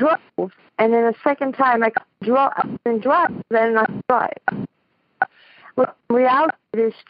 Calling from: New York, United States; I'm calling from Queens, New York.

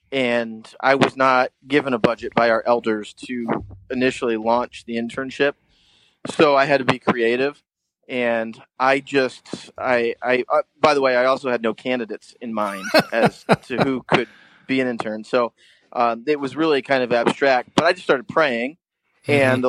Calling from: White Lake, Ontario, Canada; And I am calling in from White Lake, Ontario. I'm actually on a small island on a medium-sized lake in central Ontario.

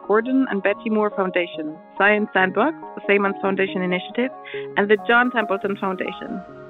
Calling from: Colchester, East of England, United Kingdom; I'm calling from Colchester in Essex, UK.

